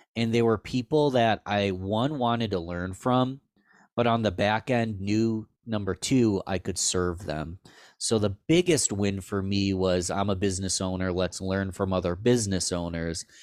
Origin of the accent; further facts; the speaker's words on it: Rochester, New York, United States; born and raised in Rochester